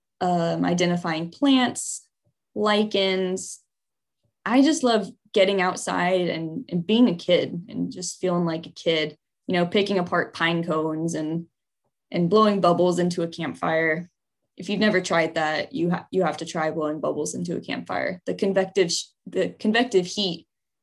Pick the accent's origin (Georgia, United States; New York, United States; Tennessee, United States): Georgia, United States; just north of Atlanta; I was born and raised in Georgia, just north of Atlanta.